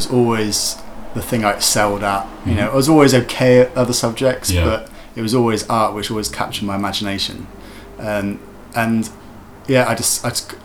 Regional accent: Wiltshire, South West England, United Kingdom; moved away as an adult; also born or lived in Cardiff; I'm originally from Wiltshire, so living in the country

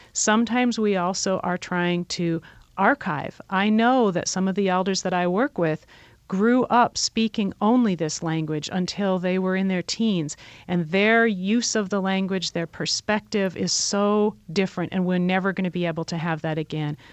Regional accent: Detroit, Michigan, United States; we're native people from Detroit

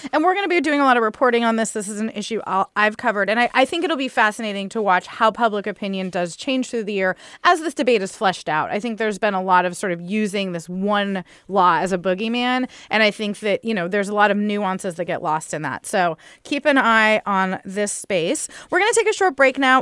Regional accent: San Diego, California, United States; San Diego, my hometown

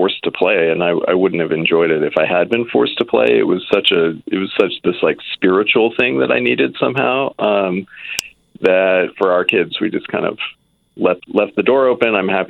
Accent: Oregon, United States; I'm actually originally from Oregon.

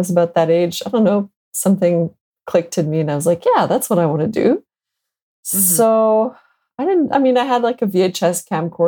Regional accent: Montreal, Quebec, Canada; also born or lived in Boston; I'm born and raised in Montreal, Canada

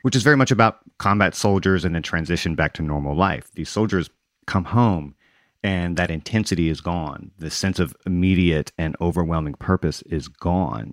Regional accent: Gulf Coast, United States; also born or lived in Mississippi / Louisiana; I grew up on the Gulf Coast in Mississippi and Louisiana

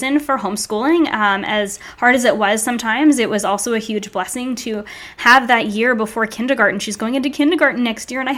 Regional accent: Narragansett, Rhode Island, United States; I grew up in New England, right by the beach in this tiny little beachside town called Narragansett.

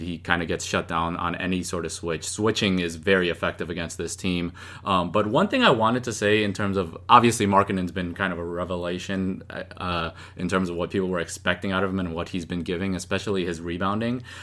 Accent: Chicago, Illinois, United States; I'm I'm from Chicago

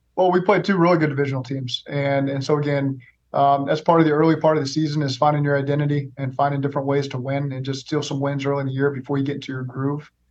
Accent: Oklahoma, United States; moved away as an adult; also born or lived in Los Angeles; now in Cincinnati, United States; I'm from Oklahoma. I've lived in Cincinnati

